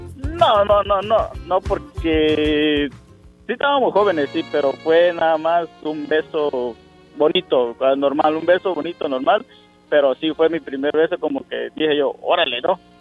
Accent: Villa Chable, Tabasco, Mexico; allá en mi pueblo, allá en, en Tabasco, en Tabasco, Villachable, en la ranchería Barrial

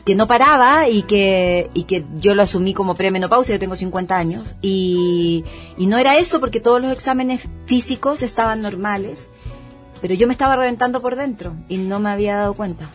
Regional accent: Chile; yo soy chilena

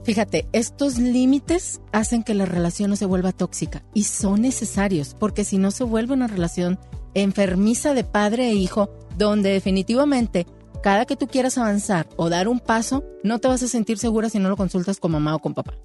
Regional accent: Monclova, Coahuila, Mexico; moved away; yo soy foránea, yo soy de Monclova

